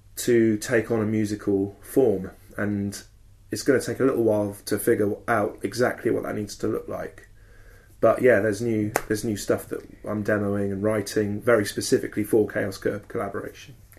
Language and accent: English; Southern England, United Kingdom; also born or lived in Bournemouth; Southern English men like me